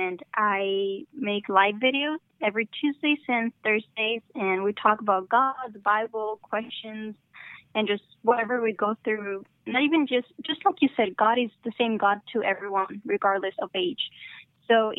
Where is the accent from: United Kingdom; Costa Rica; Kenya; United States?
United States; San Antonio, Texas; I'm from Texas, but I come from Mexican parents, so I'm Mexican-American